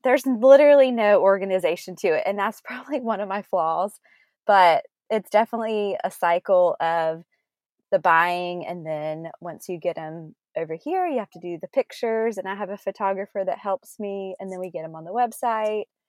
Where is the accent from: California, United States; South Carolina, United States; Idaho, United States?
South Carolina, United States; also born or lived in Greenville / Charleston; we both grew up in South Carolina